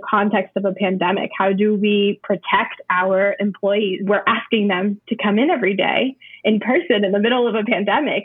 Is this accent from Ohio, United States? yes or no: no; New Hampshire, United States; also born or lived in Puerto Rico; I grew up here. I was born in Puerto Rico. I moved to New Hampshire when I was 5 years old.